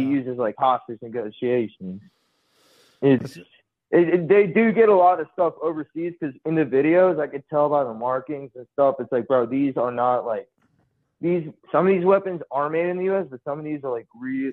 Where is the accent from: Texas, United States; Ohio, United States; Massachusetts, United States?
Texas, United States; Houston; now in Austin, United States; I grew up in Houston